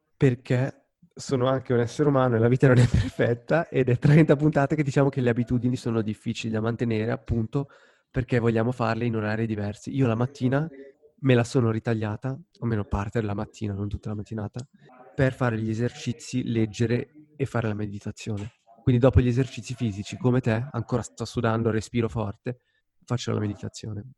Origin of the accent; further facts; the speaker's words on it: Lugano, Ticino, Switzerland; Lugano, la mia città natale